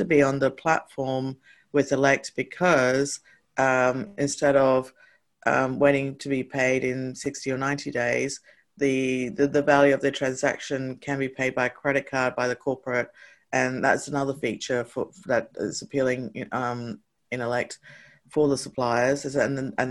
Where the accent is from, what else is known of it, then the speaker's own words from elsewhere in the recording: Canberra, Australian Capital Territory, Australia; also born or lived in Hong Kong; I had a fantastic childhood, like growing up in Canberra.